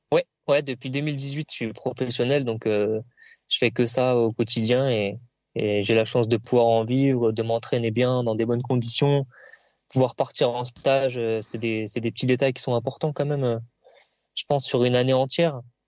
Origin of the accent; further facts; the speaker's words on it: Reims, Grand Est, France; je suis originaire de Reims